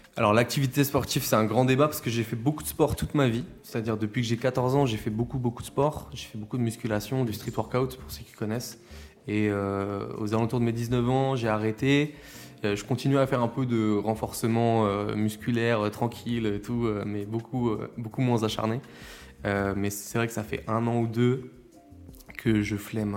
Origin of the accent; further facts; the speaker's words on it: La Roche-sur-Yon, Pays de la Loire, France; je viens de La Roche-sur-Yon